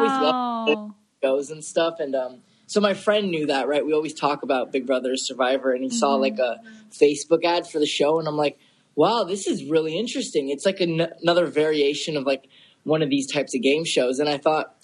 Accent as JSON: {"language": "English", "area": "Bay Area", "region": "California", "country": "United States", "tie": "born or raised there", "said": "I was born and raised in the Bay Area"}